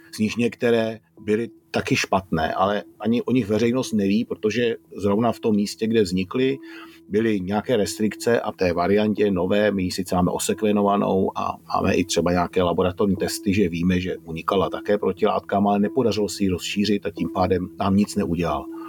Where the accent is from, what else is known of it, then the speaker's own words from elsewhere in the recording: Czechia; u nás v Čechách